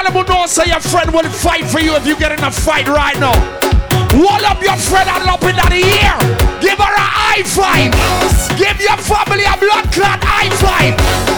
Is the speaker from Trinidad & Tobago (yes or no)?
yes; Trinidad & Tobago; I'm fresh from Trinidad. We don't play that.